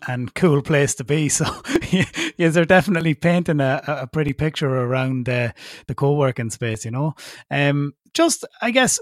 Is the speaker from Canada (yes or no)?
no; Ireland; me being Irish and being registered in Ireland and having an Irish company